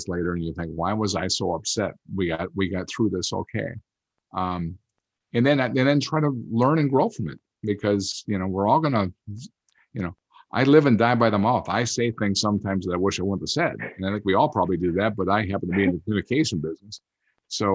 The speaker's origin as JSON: {"language": "English", "area": "outside Green Bay", "region": "Wisconsin", "country": "United States", "tie": "born or raised there", "said": "I grew up outside Green Bay, Wisconsin."}